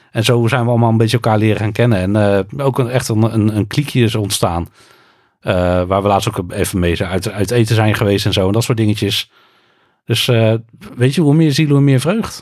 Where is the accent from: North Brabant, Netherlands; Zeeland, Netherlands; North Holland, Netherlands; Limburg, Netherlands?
North Brabant, Netherlands; also born or lived in Utrecht; ik ben een import Brabander. Ik ben geboren in Utrecht, maar ik woon al bijna mijn hele leven in Brabant.